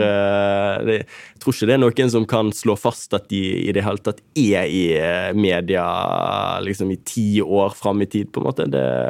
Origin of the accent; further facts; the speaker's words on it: Bergen, Vestland, Norway; moved away as an adult; also born or lived in Oslo; now in Tromsø, Norway; Jeg har ingen bindinger annet enn familie eh, hjemme i Bergen